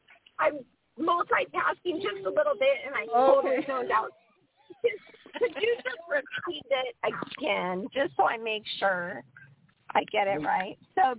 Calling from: Portland, United States; Hi, this is …, and I am calling from the Portland vicinity.

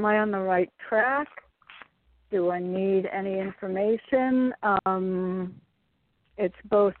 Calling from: Connecticut, United States; calling from Connecticut.

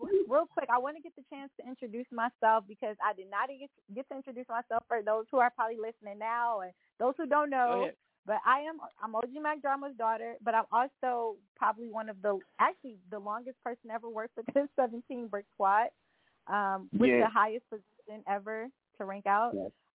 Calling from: Japan; I actually live in Japan. So I'm actually calling from Japan.

